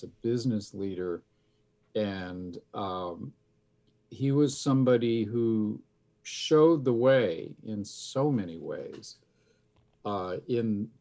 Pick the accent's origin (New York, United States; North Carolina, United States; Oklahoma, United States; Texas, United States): New York, United States; the New York area, United States; moved away; I grew up in the New York area